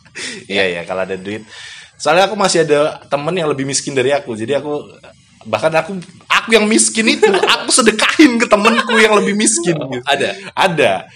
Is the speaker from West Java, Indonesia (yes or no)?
no; Bengkulu, Indonesia; moved away as an adult; also born or lived in Medan; now in Yogyakarta, Indonesia; aku yang berasal dari Bengkulu